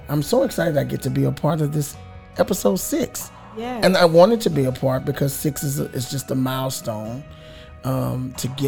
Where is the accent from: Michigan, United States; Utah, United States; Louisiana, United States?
Louisiana, United States; We're from Louisiana.